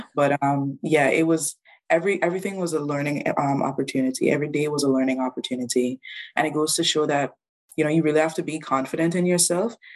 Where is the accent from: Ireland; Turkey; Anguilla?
Anguilla; moved away as an adult; now in New Brunswick, Canada; I'm originally from Anguilla, very small island